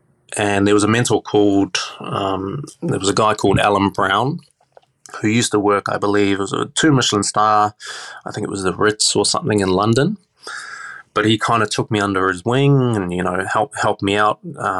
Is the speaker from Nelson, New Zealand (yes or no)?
no; Auckland, New Zealand; now in Australia; New Zealand, growing up in Auckland, can be quite a small place.